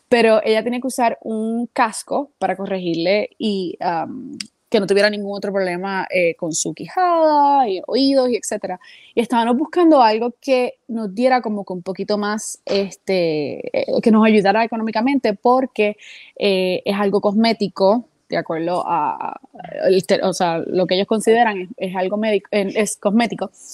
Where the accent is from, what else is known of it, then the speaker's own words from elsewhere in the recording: Puerto Rico; now in United States; desde que nací en Puerto Rico